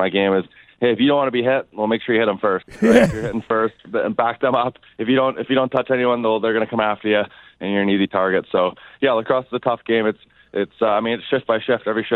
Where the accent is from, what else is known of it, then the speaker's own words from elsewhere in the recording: Vancouver, British Columbia, Canada; moved away as an adult; now in Philadelphia, United States; I'm from Vancouver